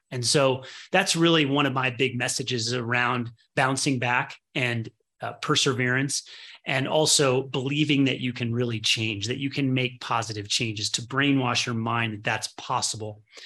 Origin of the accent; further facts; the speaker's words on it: Midwest, United States; I was born in the Midwest